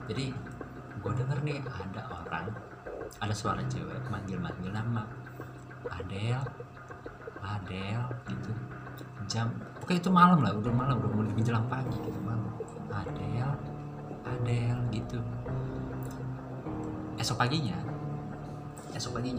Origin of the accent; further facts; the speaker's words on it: Cibubur, Jakarta, Indonesia; also born or lived in Tebet; now in Depok, Indonesia; gue tuh tinggal di Cibubur gue lahir gue lahir di Tebet nih cuman cuman sampai TK doang situ SD SMP SMA gue di Cibubur